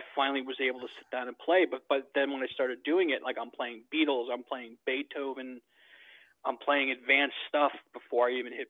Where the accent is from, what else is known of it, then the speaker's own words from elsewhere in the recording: New York, United States; also born or lived in Bogota, Colombia / New Jersey; I was born in Bogota, Colombia, but I was raised here in the States, in New York